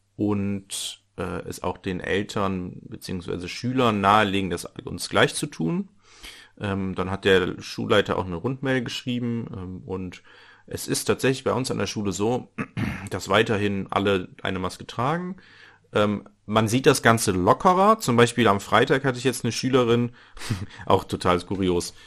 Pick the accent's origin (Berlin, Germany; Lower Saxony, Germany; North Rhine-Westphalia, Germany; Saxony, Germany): North Rhine-Westphalia, Germany; ich komme aus dem Niederrhein